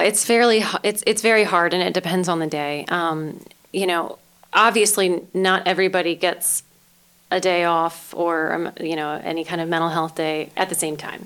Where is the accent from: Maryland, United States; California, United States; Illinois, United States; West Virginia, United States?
Maryland, United States; Denton; also born or lived in Greensboro, Maryland; I was born and raised in Denton, Maryland